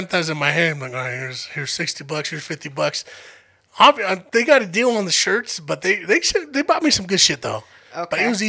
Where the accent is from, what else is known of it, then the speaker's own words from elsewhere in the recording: Denver, Colorado, United States; I'm from Denver.